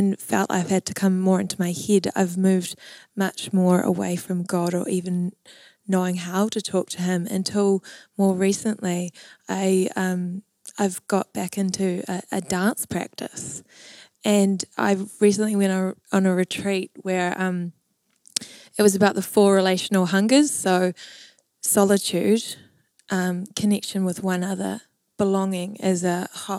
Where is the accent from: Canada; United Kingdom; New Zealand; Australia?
New Zealand; Waiheke Island, Auckland; I grew up on Waihi Island